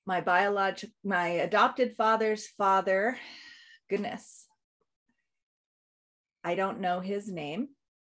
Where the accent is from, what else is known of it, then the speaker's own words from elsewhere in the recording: Newport Beach, California, United States; now in Clear Lake, United States; I was born in Newport Beach, California